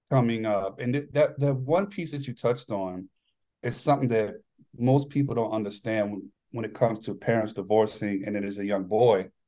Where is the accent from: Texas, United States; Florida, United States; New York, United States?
New York, United States; moved away; I'm originally from New York and a lot, oh, yeah. a lot of Italian friends